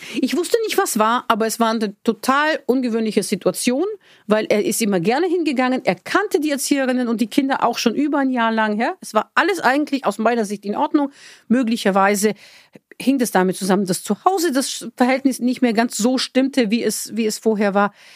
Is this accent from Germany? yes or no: no; Bulgaria; moved away; da, wo ich herkomme in Bulgarien